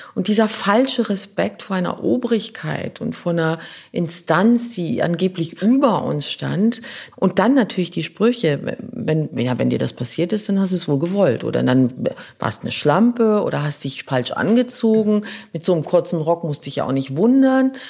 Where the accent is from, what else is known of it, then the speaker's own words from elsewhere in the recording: Luxembourg; first language Luxembourgish; German is a second language; moved away; also born or lived in New York, United States; Ich würde jetzt Luxemburgisch als meine Muttersprache nehmen, die aus dem Bauch kommt. Luxemburgisch ist, da komme ich her, die kommt aus dem Bauch, die Sprache. Meine Kindheit, meine Schulzeit.